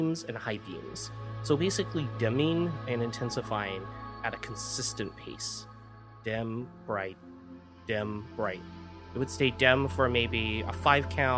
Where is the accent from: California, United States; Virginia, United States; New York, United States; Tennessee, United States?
California, United States; Palm Springs; moved away as an adult; now in San Francisco Bay Area, United States; I live in the San Francisco Bay Area, but the event I'm going to tell you about took place almost 26 years ago when I still lived in my hometown of Palm Springs, California.